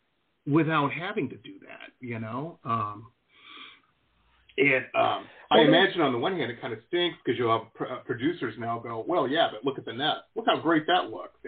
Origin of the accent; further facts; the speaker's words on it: Detroit, Michigan, United States; I grew up in Metro Detroit up in Michigan